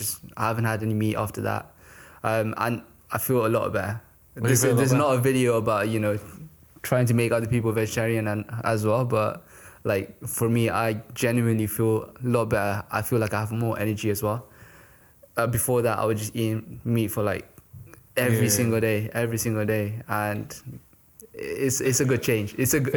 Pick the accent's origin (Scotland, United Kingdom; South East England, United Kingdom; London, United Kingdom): London, United Kingdom; also born or lived in Nepal; I did. Since the age of 11, I grew up in London.